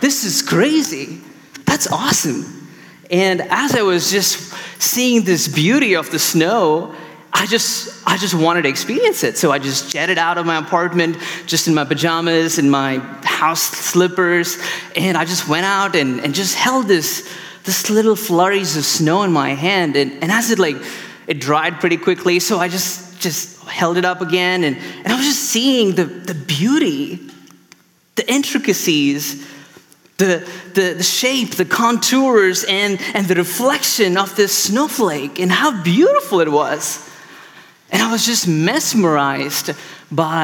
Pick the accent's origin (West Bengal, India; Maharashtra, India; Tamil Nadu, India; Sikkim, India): Tamil Nadu, India; Chennai; now in Chicago, United States; I'm from India originally, and I moved from the city called Chennai